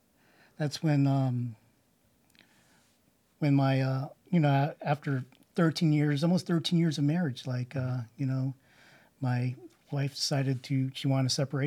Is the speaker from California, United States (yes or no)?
yes; Sunnyvale, California, United States; No, I grew up in California.